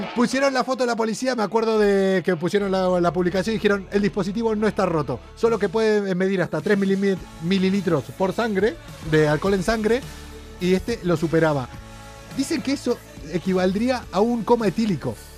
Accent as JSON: {"language": "Spanish", "country": "Argentina", "also_born_or_lived": "Tarifa", "moved": "yes", "lives_now": "Spain", "said": "vamos a quedarnos por mi tierra. Vamos a quedarnos en Argentina"}